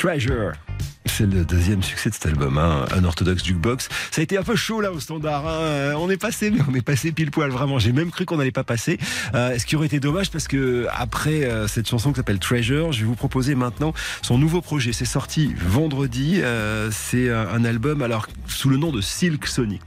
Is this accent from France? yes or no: yes; France; chez nous en France